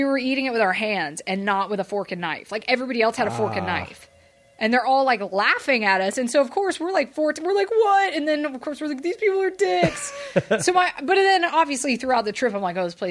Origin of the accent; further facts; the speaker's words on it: Atlanta, Georgia, United States; also born or lived in England; I grew up in Atlanta